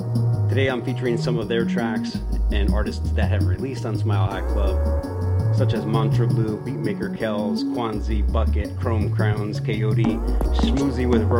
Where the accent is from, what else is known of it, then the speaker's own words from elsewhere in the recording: San Jose, California, United States; Hailing from my hometown of San Jose, California